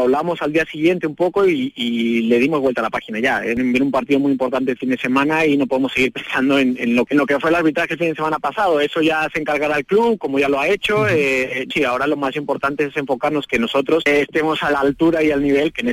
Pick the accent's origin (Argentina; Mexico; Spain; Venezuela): Mexico; pero como mexicano me da gusto que venga a una de las mejores ligas del mundo